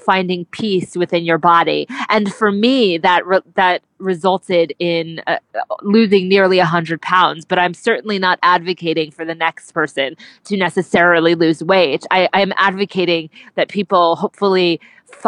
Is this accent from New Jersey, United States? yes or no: yes; New Jersey, United States; now in New York, United States; I grew up in New Jersey, and so I have bowling in my blood